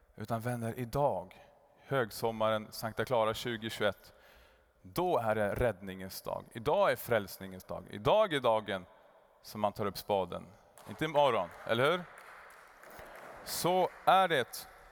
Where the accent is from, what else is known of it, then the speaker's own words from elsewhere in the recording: Kramfors, Västernorrland County, Sweden; moved away; Sen for vi till Kramfors, där jag kommer ifrån